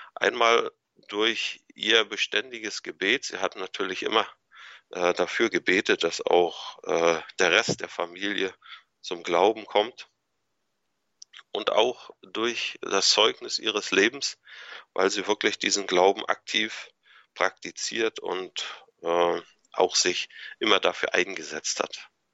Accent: Anklam, Mecklenburg-Vorpommern, Germany; moved away as an adult; also born or lived in Kiel; Also ich bin 1976 hier in Antlam geboren und aufgewachsen

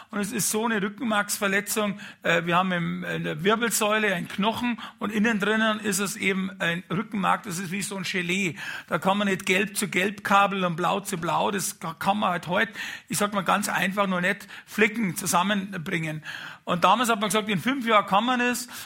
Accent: Munich, Bavaria, Germany; Und als Münchner, wenn man ein bisschen was auf sich hält, äh, damals, vielleicht ist es heute auch so, hat man ein Haus am Gardasee und ein Boot am Gardasee, ein kleines.

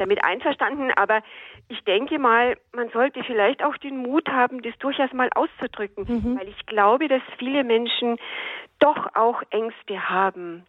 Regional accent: Munich, Bavaria, Germany; Ich bin ja aus München

